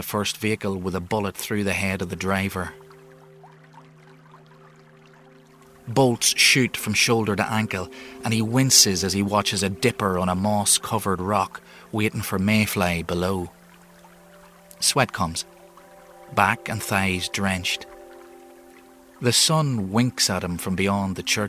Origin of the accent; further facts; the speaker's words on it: Enniskillen, Northern Ireland, United Kingdom; I'm an author from Inniskillen